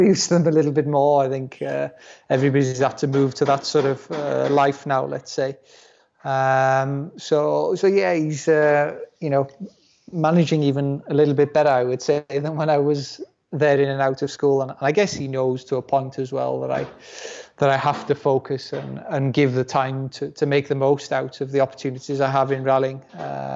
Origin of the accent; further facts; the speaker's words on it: Wales, United Kingdom; first language Welsh; English is a second language; the language at home with my parents will still be in Welsh